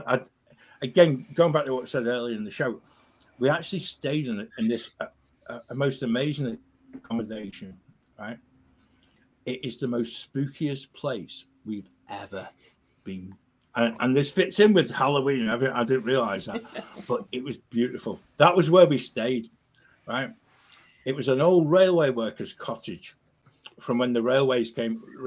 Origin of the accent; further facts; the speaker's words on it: United Kingdom; as British people